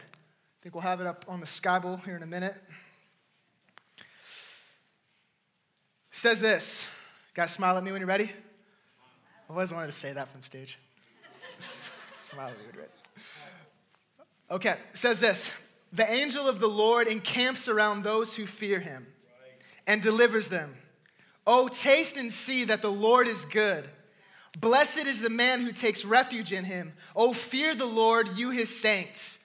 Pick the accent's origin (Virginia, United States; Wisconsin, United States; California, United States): California, United States; born and raised in California